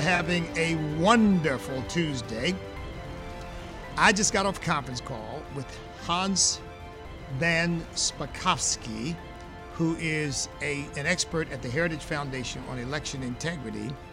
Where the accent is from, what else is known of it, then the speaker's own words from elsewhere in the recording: Chester, Pennsylvania, United States; I grew up in Chester, Pennsylvania